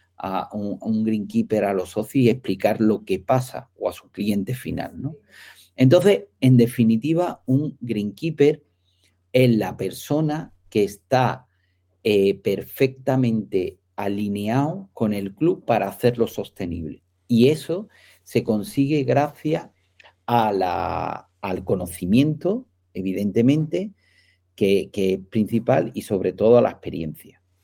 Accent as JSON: {"language": "Spanish", "town": "Marbella", "region": "Andalusia", "country": "Spain", "said": "soy de Marbella, que allí hay muchísimos campos de golf"}